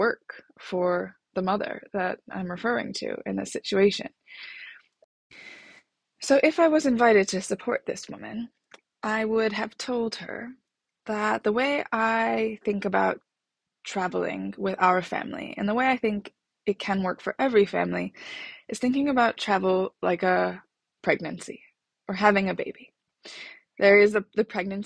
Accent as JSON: {"language": "English", "country": "United States", "moved": "yes", "lives_now": "London, United Kingdom", "said": "I'm a American living in London."}